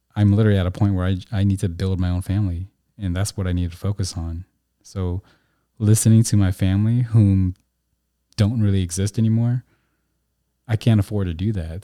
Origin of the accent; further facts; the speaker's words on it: United States; I was born in America, which afforded me uh, citizenship in a country